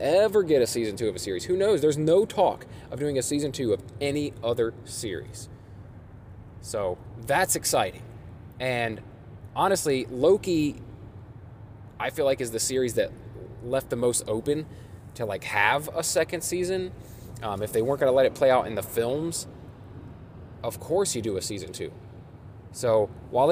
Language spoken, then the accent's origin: English; Springfield, Ohio, United States; moved away as an adult; now in Columbus, United States; I'm from Springfield, Ohio, but it is where I currently reside and have for the past decade.